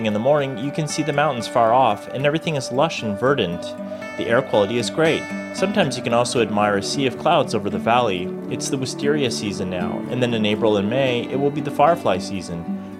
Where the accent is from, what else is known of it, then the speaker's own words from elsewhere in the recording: Malaysia; I'm from Malaysia. We only have fake wisteria there. No real wisteria.